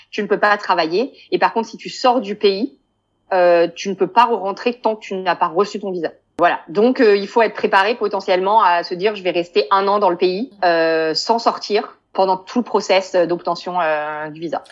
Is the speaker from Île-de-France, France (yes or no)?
yes; Paris, Île-de-France, France; moved away as an adult; now in Beersheba, Israel; je viens de Paris